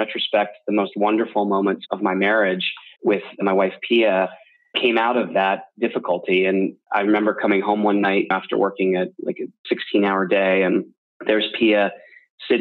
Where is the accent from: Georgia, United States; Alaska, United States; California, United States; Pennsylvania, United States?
Pennsylvania, United States; outside of Philadelphia; where I grew up outside of Philadelphia